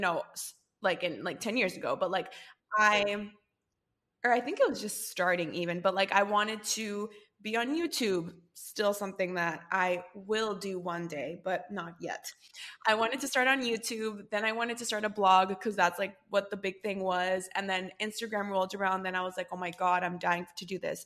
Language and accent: English; Costa Rica; we're both from Costa Rica